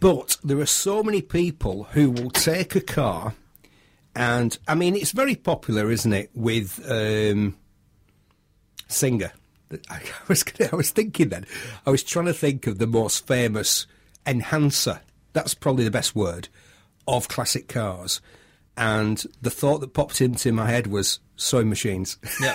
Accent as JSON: {"language": "English", "country": "United Kingdom", "said": "I'm British"}